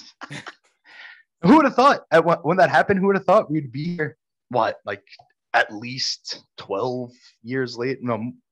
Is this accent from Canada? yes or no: no; New York City, New York, United States; We grew up in Bensonhurst, Brooklyn.